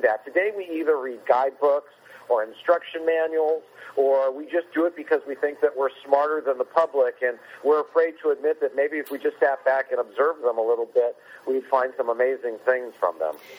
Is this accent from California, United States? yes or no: yes; Whittier, California, United States; I grew up in Whittier, which is very close to Disneyland